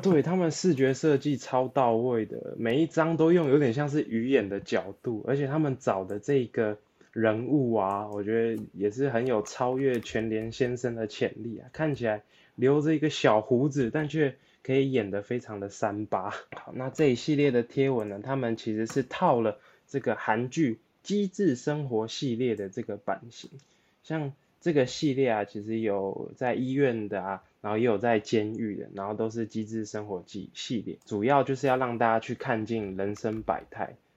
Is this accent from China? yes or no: no; Taipei, Taiwan; 连我这土生土长的内湖人都不想上班了